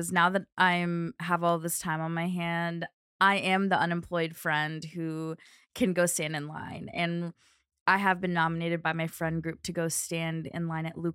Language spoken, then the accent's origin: English; Kentucky, United States; Kentucky, there's this place called Kentucky Down Under, which I don't know if it's still around.